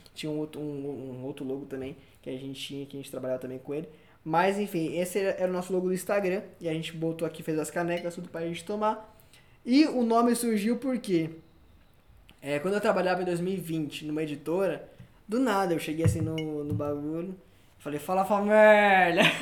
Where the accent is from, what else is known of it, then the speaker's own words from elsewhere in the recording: São Paulo, Brazil; nasci em São Paulo, depois morei no interior de São Paulo, depois morei na, na pertinho do, do nosso ídolo, Rogério Ceni.